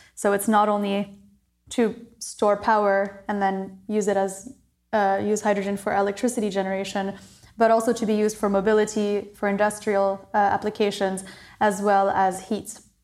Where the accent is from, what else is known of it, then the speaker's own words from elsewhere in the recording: Maryland, United States; moved away as an adult; also born or lived in New Caledonia / Montreal, Canada / Southeast Asia; when I was nine months old, we moved to Maryland, and I, I studied there, went to a French international school there